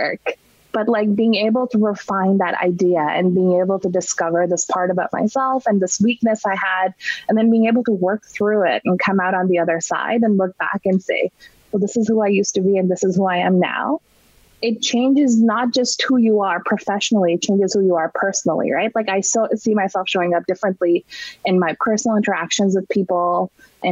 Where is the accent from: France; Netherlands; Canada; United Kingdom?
Canada; Toronto, Ontario; moved away; we're from Toronto.